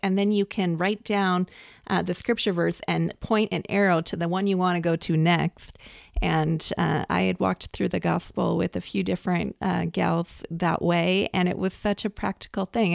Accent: West Coast, United States; I, I grew up on the West Coast

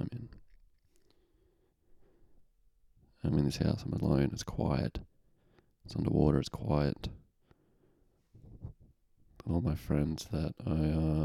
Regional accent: Lithgow, New South Wales, Australia; I'm in Lithgow, I'm in my hometown

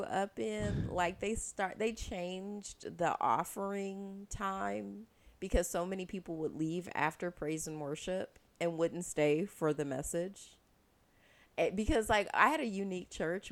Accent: United States; being American

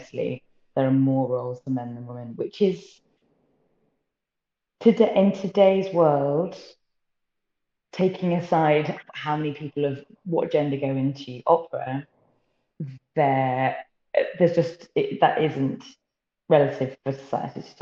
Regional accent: Somerset, South West England, United Kingdom; moved away; I am originally from Somerset in the southwest.

